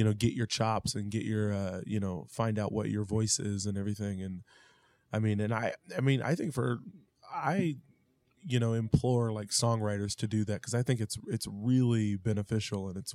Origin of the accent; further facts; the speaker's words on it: Independence, Missouri, United States; we're from Independence